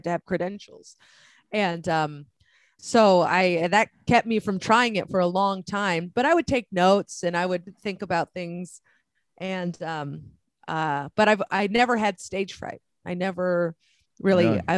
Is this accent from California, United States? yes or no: yes; San Francisco, California, United States; I grew up in the Bay Area, mm-hmm. San Francisco, California.